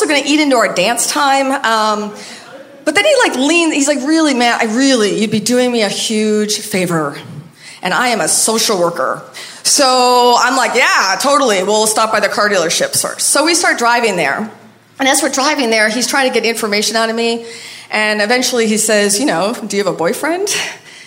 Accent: Maine, United States; moved away; everybody else in my hometown

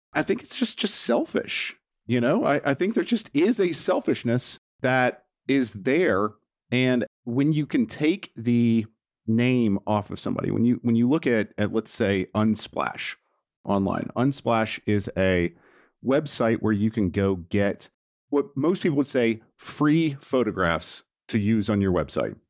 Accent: Nashville, Tennessee, United States; 'cause I'm from Nashville

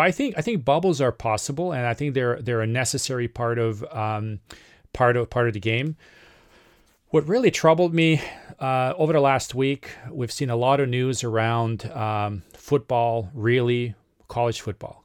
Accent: Serbia; moved away; from my home country of Serbia

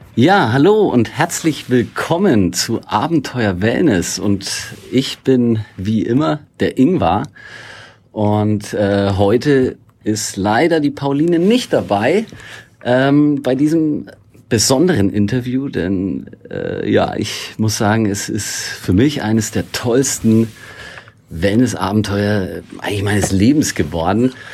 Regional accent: Northern Bavaria, Germany; da, wo ich aufgewachsen bin, in Nordbayern

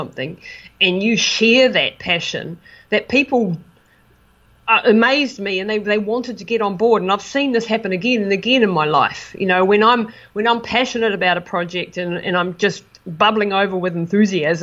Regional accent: New Zealand; moved away as an adult; It was an amazing experience for me to be supported by my hometown after being away for so long

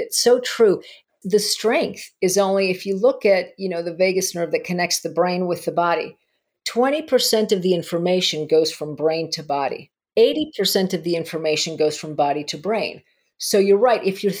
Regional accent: Argentina; moved away; My home country.

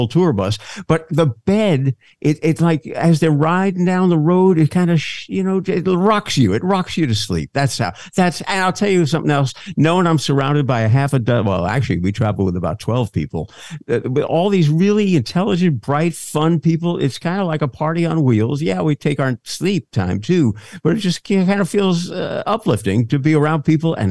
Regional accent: New York City, New York, United States; moved away as an adult; also born or lived in Los Angeles; I grew up in New York City

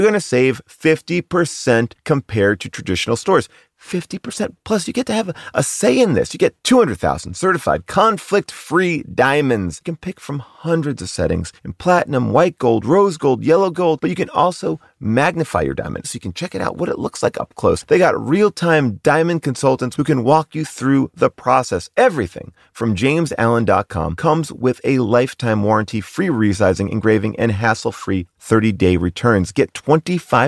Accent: Long Island, New York, United States

